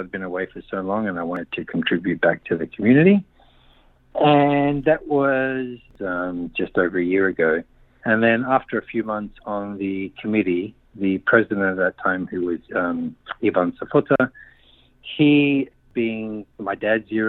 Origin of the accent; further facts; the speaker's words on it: Adelaide, South Australia, Australia; born there; moved away as an adult; Okay, I'm 57. I was born in Adelaide and um, to Slovenian parents and the Slovenian club community church was really a, a, a, very important part of my upbringing.